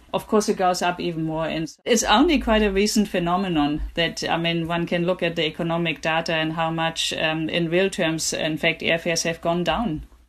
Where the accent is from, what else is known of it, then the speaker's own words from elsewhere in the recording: Germany; moved away; I grew up in Germany myself